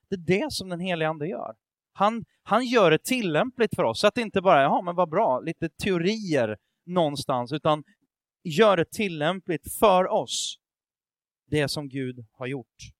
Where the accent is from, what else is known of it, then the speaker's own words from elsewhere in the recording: Sweden; jag tänker som svensk